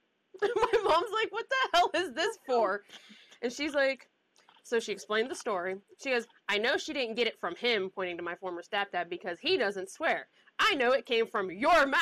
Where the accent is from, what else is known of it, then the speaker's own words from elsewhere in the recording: the South, United States; accent: Southern mixed with Pittsburghese; moved away; also born or lived in Pittsburgh, Pennsylvania; who grew up in the South